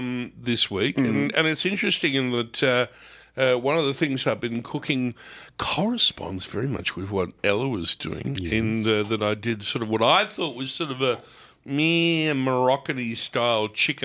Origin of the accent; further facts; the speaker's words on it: Bronx, New York, United States; Hey, I'm right. I'm from the Bronx, okay? Don't mess with me.